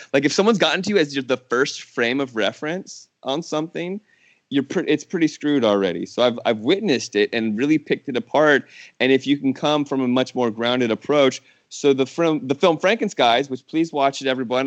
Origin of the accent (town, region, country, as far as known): Herndon, Virginia, United States; born or raised there; moved away as an adult; also born or lived in California / New Orleans